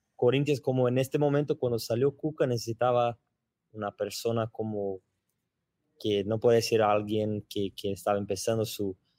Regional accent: Brazil; Spanish is a second language

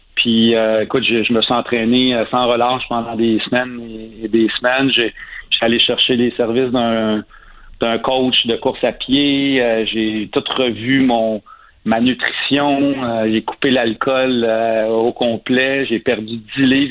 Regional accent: Saint-Ours, Quebec, Canada; j'ai grandi à Saint-Ours, qui est un petit village à 15 minutes de cet endroit-là.

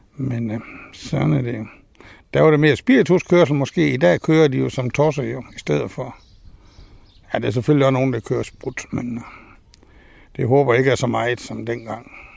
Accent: Tunø, Central Denmark Region, Denmark; born or raised there; also born or lived in Aarhus / Vildbjerg

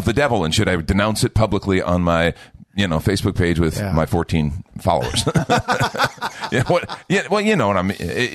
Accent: United States; also born or lived in Texas; I'm an American

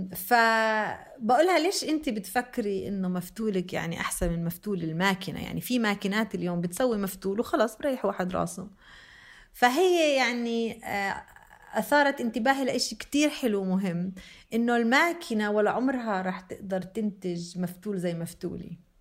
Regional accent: Beit Jala, Bethlehem Governorate, Palestine; moved away; also born or lived in Jenin; أنا مع إني فلسطينية آه، في منطقتنا في بيت جالة من وين أنا منطقة بيت لحم

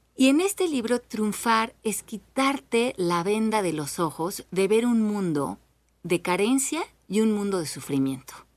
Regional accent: Mexico; Nosotros como mexicanos

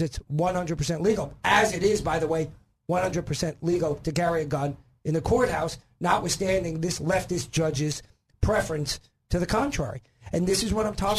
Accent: New York, United States; also born or lived in Florida; now in Arkansas, United States; I'm originally from New York

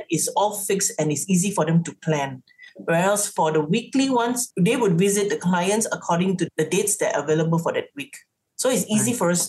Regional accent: Seremban, Negeri Sembilan, Malaysia; moved away; Seremban have to, you know, it's like, that's my hometown.

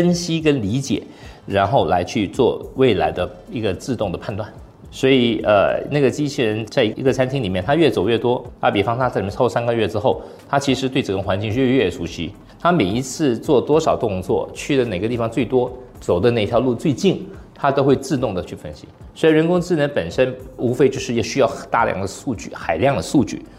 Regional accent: Singapore; 作为新加坡人，我们都很有优越感，但我希望我们的优越感要比较务实。

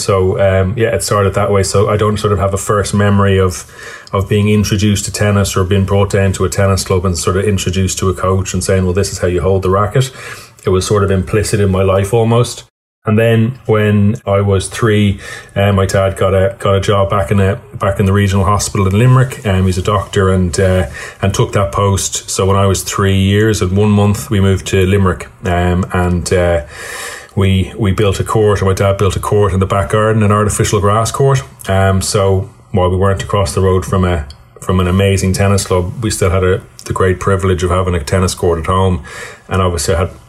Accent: Birmingham, West Midlands, United Kingdom; born there; And with dad's work, we moved to England for a few years. So I was actually born in Birmingham, and we lived across the road from a great tennis club called Edgbaston Priory

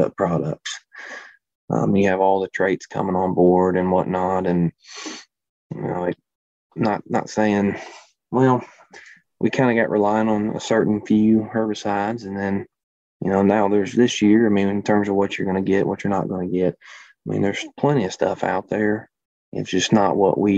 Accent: Memphis, Tennessee, United States; moved away as an adult; now in Good Hope, Illinois, United States; Was born in Memphis

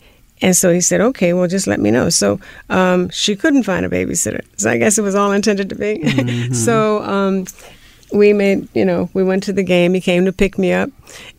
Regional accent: New Orleans, Louisiana, United States; We were in New Orleans. I'm from New Orleans.

